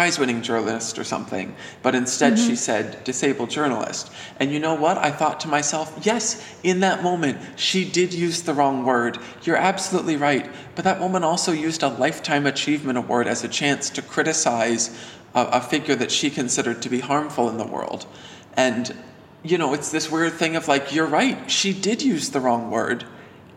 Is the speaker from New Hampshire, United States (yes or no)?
yes; New Hampshire, United States; I'm from New Hampshire